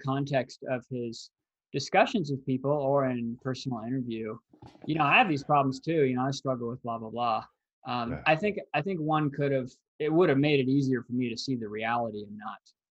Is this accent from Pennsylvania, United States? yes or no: no; Los Angeles, California, United States; where I grew up in Los Angeles